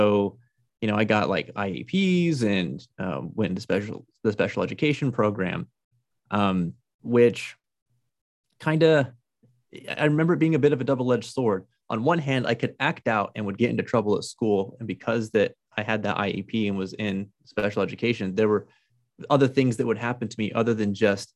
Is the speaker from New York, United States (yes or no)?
no; Albuquerque, New Mexico, United States; also born or lived in Farmington, New Mexico; I grew up in Albuquerque, New Mexico